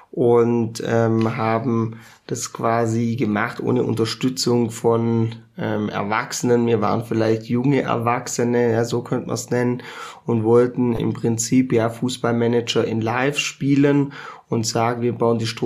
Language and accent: German; Rottweil, Baden-Württemberg, Germany; also born or lived in Mainz / Munich; Also ich habe ja auch ein paar Jahre in Mainz gelebt, ein paar Jahre in München, ähm, dann natürlich in meiner Heimatstadt Rottweil